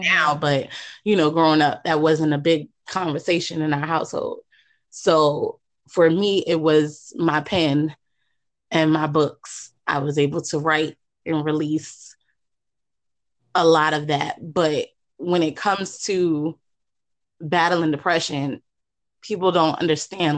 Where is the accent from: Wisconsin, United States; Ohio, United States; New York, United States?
New York, United States; New York City; now in Virginia, United States; I'm originally from Queens